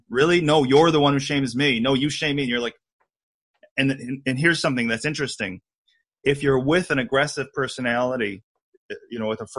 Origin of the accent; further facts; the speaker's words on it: New York City, New York, United States; You know, I'm from New York City. I don't BS anybody. I tell it like it is.